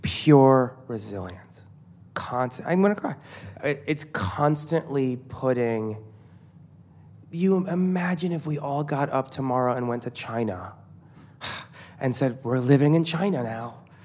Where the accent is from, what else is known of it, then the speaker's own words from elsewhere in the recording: Iran; born there; I'm Iranian, so I have a lot of places that I can go to. I was born in Iran, and my parents are very Iranian.